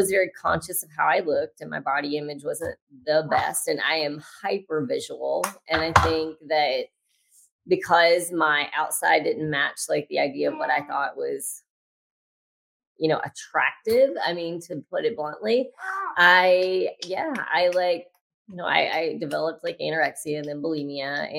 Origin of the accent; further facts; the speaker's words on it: Louisiana, United States; I grew up in Louisiana